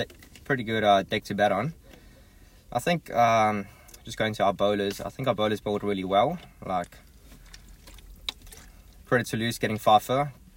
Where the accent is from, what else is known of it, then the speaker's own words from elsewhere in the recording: Durban, KwaZulu-Natal, South Africa; also born or lived in Johannesburg; So, I was born in Joburg.